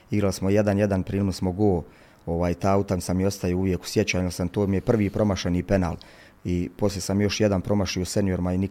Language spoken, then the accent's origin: Croatian; Sarajevo, Federation of Bosnia and Herzegovina, Bosnia & Herzegovina; moved away as an adult; also born or lived in Travnik; now in Mostar, Bosnia and Herzegovina; pa sam spominjao da mi je drago kad već nismo mogli u Mostaru da igramo u mom rodnom gradu i onda upoznali su da sam iz Sarajeva